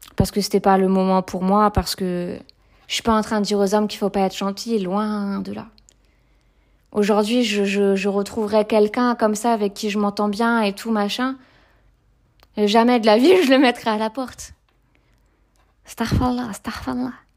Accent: Brittany, France; moved away as an adult; also born or lived in Toulon; j'ai grandi donc en Bretagne et je suis restée en Bretagne jusqu'à mes, mes 19 ans.

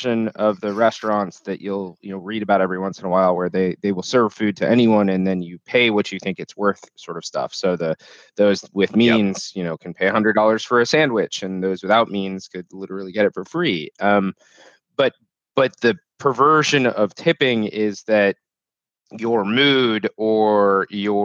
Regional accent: United States; knew you were American, which, let's be fair, we stood out like a sore thumb

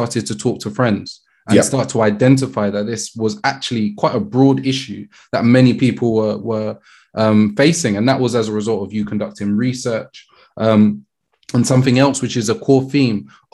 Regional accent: London, United Kingdom; I grew up in Brixton

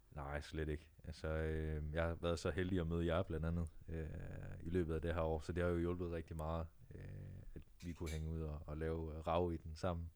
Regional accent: Jutland, Denmark; now in Copenhagen, Denmark; jeg er oprindeligt fra Jylland

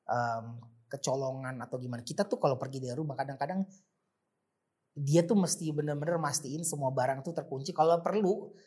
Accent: Jakarta, Indonesia; sebenarnya bukan asli Jakarta tapi dari kecil di Jakarta dan paham jalanan Jakarta karena gue kecil masa kecil itu Jakarta Timur

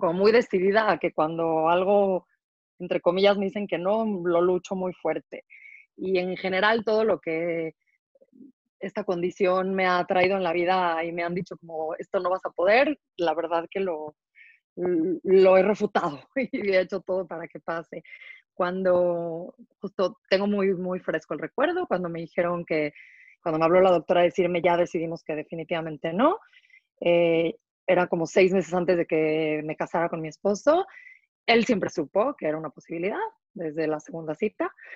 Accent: Mexico; moved away as an adult; now in Israel; yo crecí en México, eh, soy mexicana. Hace 11 años me mudé a vivir a Israel

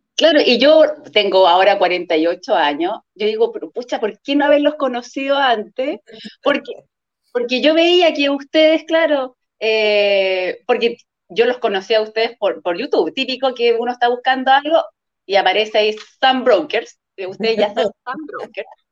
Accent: Puerto Varas, Los Lagos, Chile; trabajo en un colegio en Puerto Varas, soy de Puerto Varas

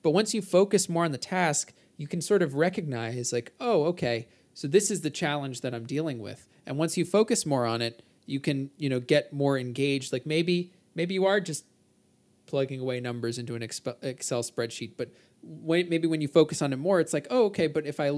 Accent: New Jersey, United States; Can't you tell I'm from New Jersey?

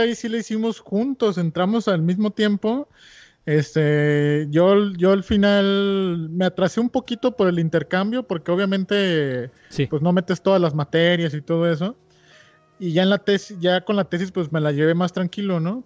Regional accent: Guadalajara, Jalisco, Mexico; moved away as an adult; also born or lived in Mexico City / Querétaro; soy fan de Guadalajara, amo mi ciudad. También, también como la amo, he vivido toda mi vida ahí, este, salvo el último año

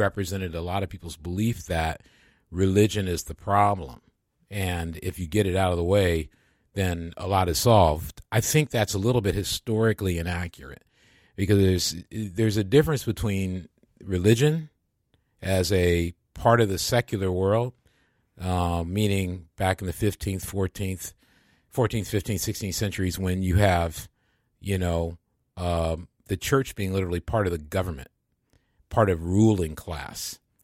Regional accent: Midwest, United States; moved away as an adult; also born or lived in Boston; I was from the Midwest

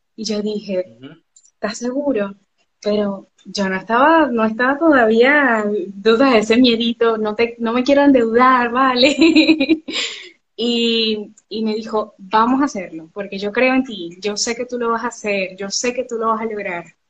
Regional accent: Barcelona, Anzoátegui, Venezuela; now in Argentina; nací en Barcelona, he estado en Suátegui, así que soy oriental orientalita

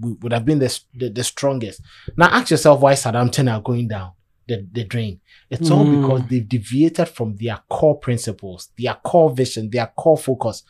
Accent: Ghana; I am a Ghanaian

